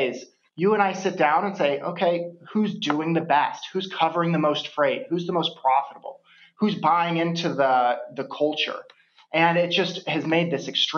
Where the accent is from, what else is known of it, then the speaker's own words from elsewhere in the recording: St. Louis, Missouri, United States; I'm originally from St. Louis